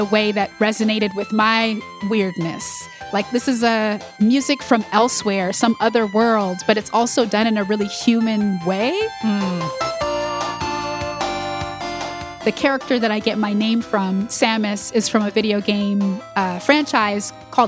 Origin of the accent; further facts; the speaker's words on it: Ithaca, New York, United States; we grew up in Ithaca in upstate New York